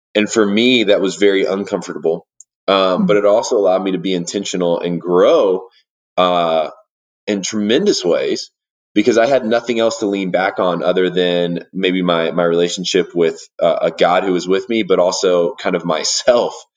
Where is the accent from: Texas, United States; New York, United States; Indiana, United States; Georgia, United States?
Indiana, United States; Warsaw; moved away as an adult; now in Denver, United States; I grew up in Indiana, and uh, I grew up in a town called Warsaw, Indiana